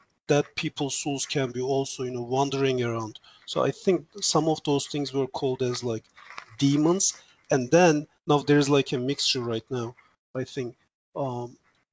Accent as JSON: {"language": "English", "country": "Turkey", "also_born_or_lived": "Boston, United States", "first_language": "Turkish", "second_language": "English", "moved": "yes", "lives_now": "Virginia, United States", "said": "I'm originally from Turkey"}